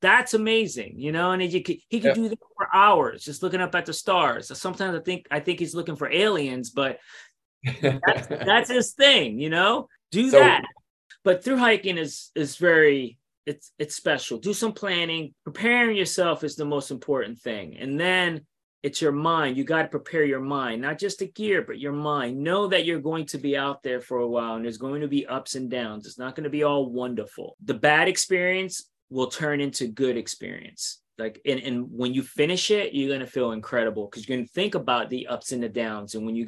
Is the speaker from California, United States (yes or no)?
no; New York City, New York, United States; I'm from New York City and I'm currently in Alabama writing my second book.